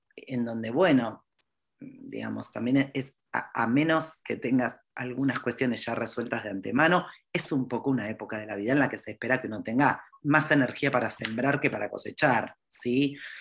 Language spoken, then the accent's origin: Spanish; Argentina; yo soy argentina